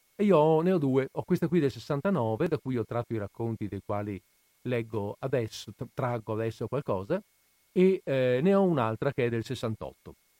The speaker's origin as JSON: {"language": "Italian", "country": "Italy"}